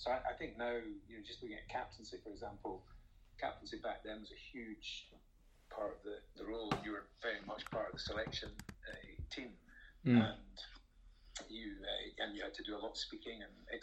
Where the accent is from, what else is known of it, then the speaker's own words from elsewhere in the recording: Scotland, United Kingdom; being Scottish